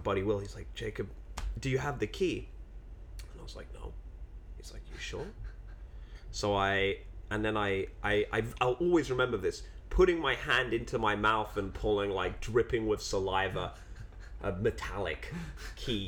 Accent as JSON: {"language": "English", "region": "London", "country": "United Kingdom", "tie": "born or raised there", "moved": "yes", "said": "growing up in London"}